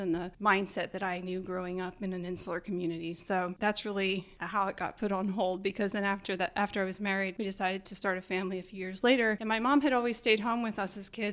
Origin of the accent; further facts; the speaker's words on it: Elverson, Pennsylvania, United States; also born or lived in Mexico City, Mexico / Miami, Florida / Berks County, Pennsylvania; I'm from the Elverson area, so that's where I would have gone to school